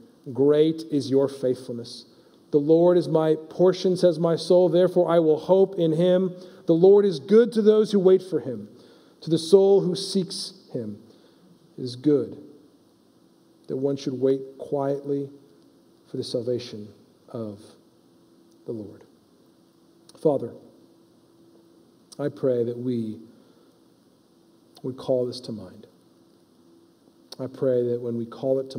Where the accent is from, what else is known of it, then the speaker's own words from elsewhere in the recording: United States; we as an American church